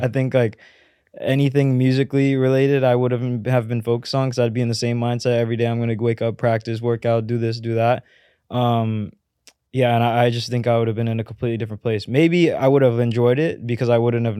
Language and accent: English; Oakland, California, United States; I was born and raised in Oakland, California